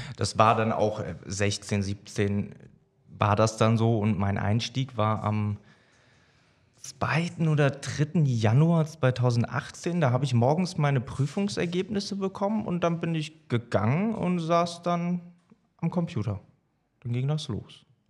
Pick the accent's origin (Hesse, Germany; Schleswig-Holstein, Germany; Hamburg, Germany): Hesse, Germany; moved away as an adult; ich komme ursprünglich aus Hessen, bin jetzt seit acht Jahren hier oben